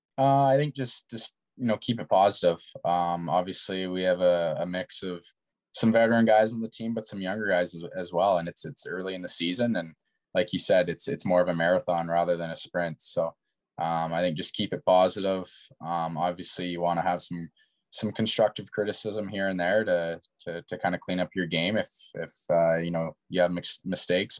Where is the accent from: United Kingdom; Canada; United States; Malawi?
Canada; Kamloops, British Columbia; being in my hometown